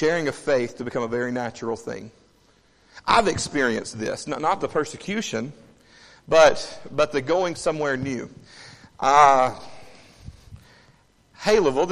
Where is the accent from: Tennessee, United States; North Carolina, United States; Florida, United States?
Tennessee, United States; Savannah; moved away as an adult; now in Haleyville, United States; I grew up in Savannah, Tennessee.